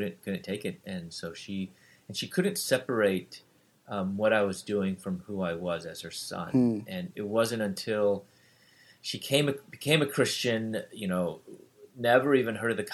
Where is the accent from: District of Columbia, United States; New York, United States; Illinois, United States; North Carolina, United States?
Illinois, United States; Chicago; moved away as an adult; also born or lived in Louisville, Kentucky; I'm from Chicago, and living in Louisville, Kentucky, pursuing my doctorate in dentistry